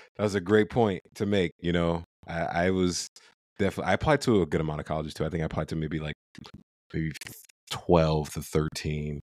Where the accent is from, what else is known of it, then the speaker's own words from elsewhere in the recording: Ohio, United States; moved away; I'm from Ohio, went to University of Toledo, which is like our, our home state school